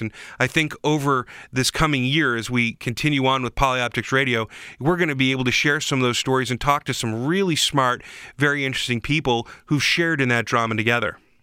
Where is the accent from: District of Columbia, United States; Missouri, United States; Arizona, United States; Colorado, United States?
District of Columbia, United States; Washington; I grew up in Washington, D C